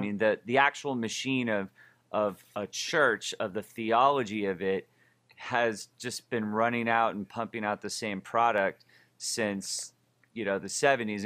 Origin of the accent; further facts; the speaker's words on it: Oakland, California, United States; I'm from Oakland, California